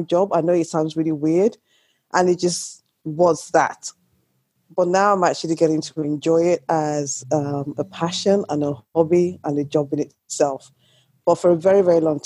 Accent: Nigeria; now in United Kingdom; Born in Nigeria, I've been in this country for a very, very long time now

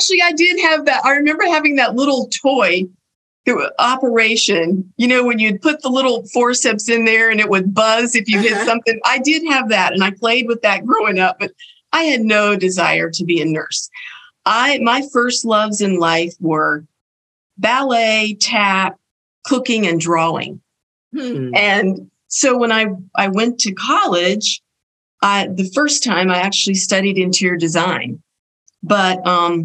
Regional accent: Belmont, North Carolina, United States; I grew up in Belmont, North Carolina, a tiny little village outside of Burlington

